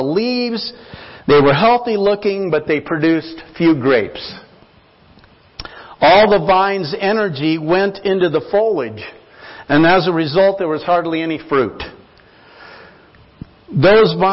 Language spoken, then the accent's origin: English; Nampa, Idaho, United States; now in Longmont, United States; I grew up in Idaho on a small farm. We called it an acreage outside of Nampa, there in the country